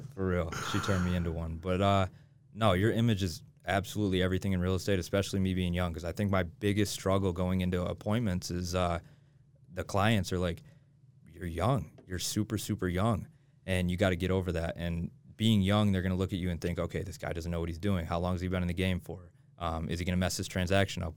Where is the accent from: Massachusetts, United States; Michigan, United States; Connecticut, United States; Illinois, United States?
Michigan, United States; moved away as an adult; now in Utah, United States; I'm from Michigan. I grew up in Michigan